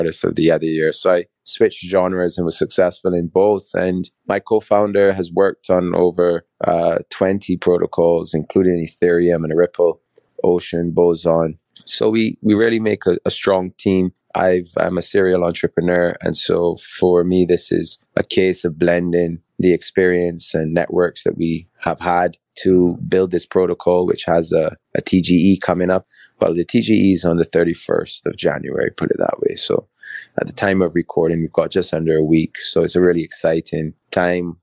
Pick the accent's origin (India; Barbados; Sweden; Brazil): Barbados; also born or lived in England / Bristol; So I'm a Barbadian. I was born and raised in Barbados. Actually born in England, but raised in Barbados from 3 months old